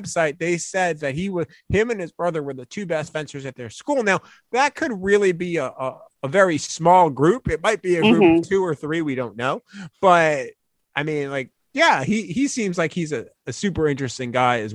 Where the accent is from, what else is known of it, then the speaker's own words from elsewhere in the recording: Northeast, United States; I'm from the Northeast